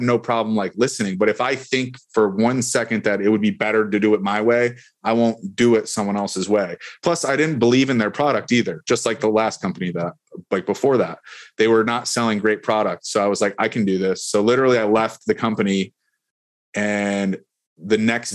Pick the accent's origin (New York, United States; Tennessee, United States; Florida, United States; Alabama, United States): New York, United States; Buffalo; now in Tampa Bay, United States; I'm from Buffalo, New York.